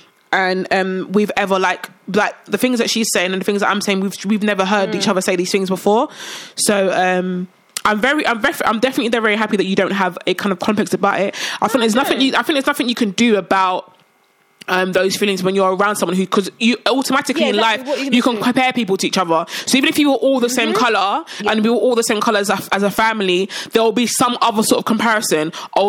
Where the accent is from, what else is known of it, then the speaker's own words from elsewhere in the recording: Nigeria; I'm Nigerian. I'm not saying I'm Nigerian. I'm Nigerian. Both my parents are Nigerian.